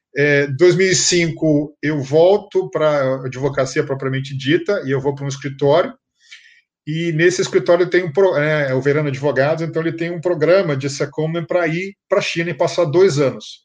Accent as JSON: {"language": "Portuguese", "region": "Rio de Janeiro", "country": "Brazil", "tie": "born or raised there", "moved": "as an adult", "lives_now": "São Paulo, Brazil", "said": "eu nasci no Rio, nasci carioca da Gema"}